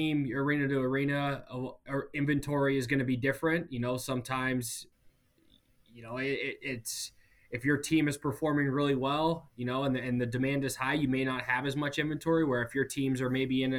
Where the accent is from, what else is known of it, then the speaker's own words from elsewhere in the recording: Montana, United States; also born or lived in New Orleans / Cleveland; now in Chicago, United States; I grew up in Montana